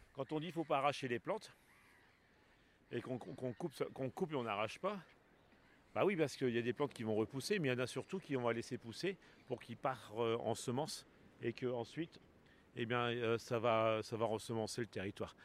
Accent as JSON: {"language": "French", "town": "Arras", "region": "Hauts-de-France", "country": "France", "tie": "born or raised there", "said": "je suis natif d'Arras."}